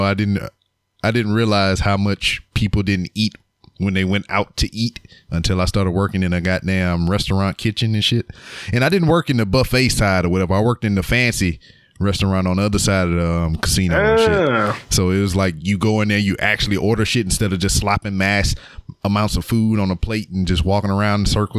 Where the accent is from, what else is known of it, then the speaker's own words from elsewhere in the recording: Lake Charles, Louisiana, United States; No, I'm from Lake Charles. I'm from Louisiana.